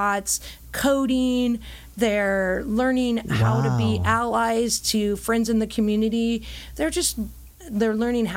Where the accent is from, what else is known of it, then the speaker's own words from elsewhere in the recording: Huntington Beach, California, United States; I am an Orange County girl. I grew up in Orange County, did my Girl Scouting experience here. I'm a proud Oiler from Huntington Beach High School